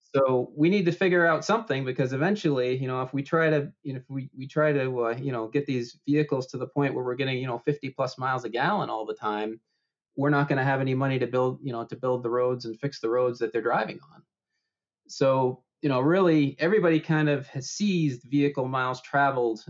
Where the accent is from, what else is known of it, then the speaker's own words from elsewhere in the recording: Maine, United States; my hometown in Maine